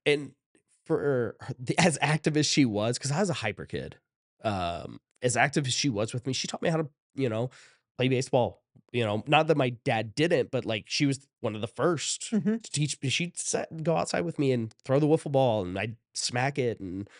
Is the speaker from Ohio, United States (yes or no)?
yes; Shelby, Ohio, United States; So I grew up in Shelby, Ohio, which is just 2 towns over from Lexington, town over from Ontario in Ohio.